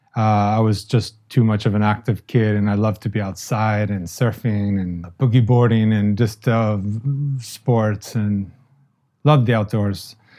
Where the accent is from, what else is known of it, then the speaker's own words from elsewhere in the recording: Palm Beach, Florida, United States; I grew up in Palm Beach